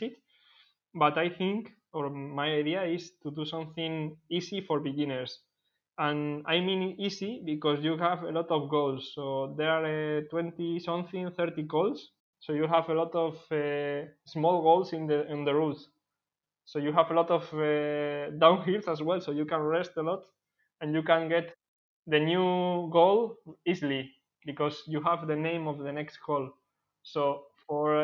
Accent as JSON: {"language": "English", "town": "Bilbao", "region": "Basque Country", "country": "Spain", "said": "I organize from Bilbao because I am from Bilbao"}